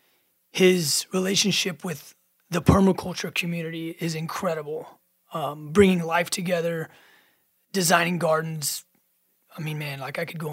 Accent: Rockport, Texas, United States; Rockport, Texas, my hometown

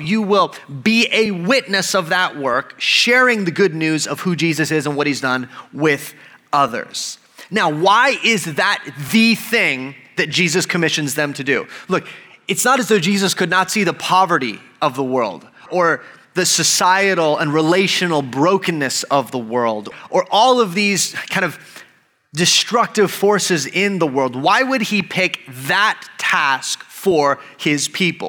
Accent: El Paso, Texas, United States; I grew up in El Paso and I love being from El Paso.

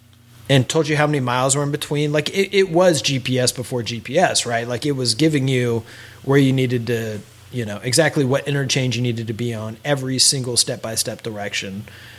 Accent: Midwest, United States; Now, granted, we're both from the Midwest.

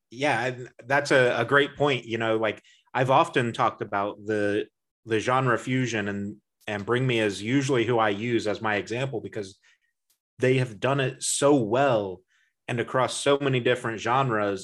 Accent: Indiana, United States; we're both from Indiana

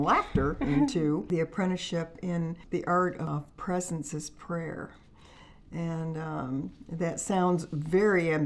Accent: Finger Lakes, New York, United States; moved away as an adult; now in Kentucky, United States; we're originally from the Finger Lakes in New York State, and I was raised there on a lake, on Cayuga Lake.

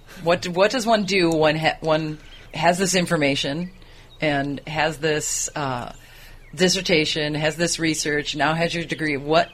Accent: United States; I'm from the States.

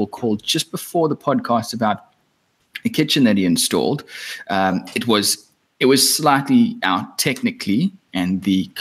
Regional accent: South Africa; I'm from South Africa

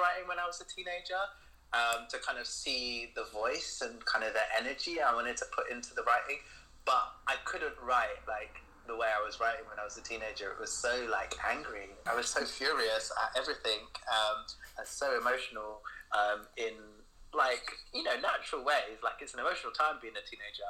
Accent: London, United Kingdom; moved away as an adult; now in Glasgow, United Kingdom; I'm originally from London, but I moved for love.

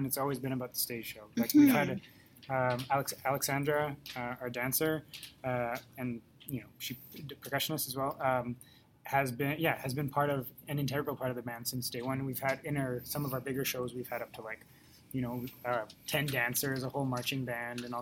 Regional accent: Winnipeg, Manitoba, Canada; also born or lived in Mexico; I'm from St. Vital, so I'm not Mexico, but I lived in Mexico

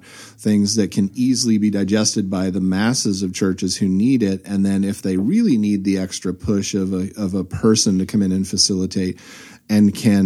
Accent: Southern California, United States; growing up in Southern California

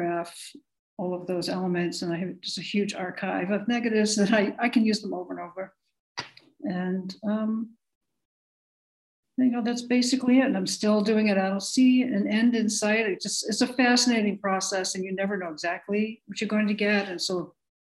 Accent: Massachusetts, United States; I grew up in Massachusetts

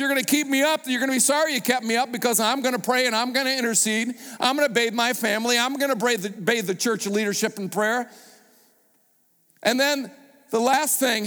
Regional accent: United States; I was a pastor from America

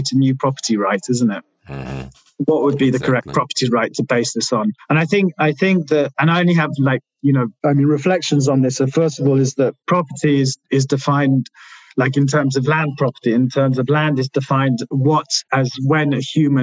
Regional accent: London, United Kingdom; also born or lived in Milan; when I grew up in London, and when you come from London

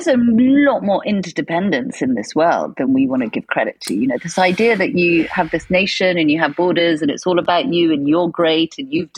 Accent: United Kingdom; I grew up in Britain

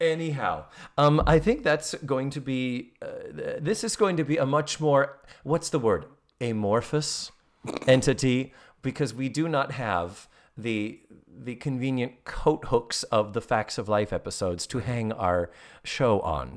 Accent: Massachusetts, United States; now in Orlando, United States; from Massachusetts, my home state

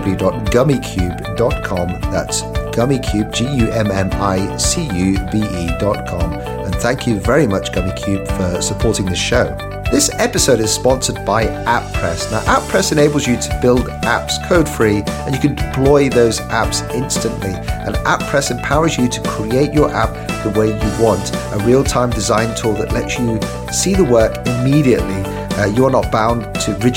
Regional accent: United Kingdom; moved away; my home country in the UK

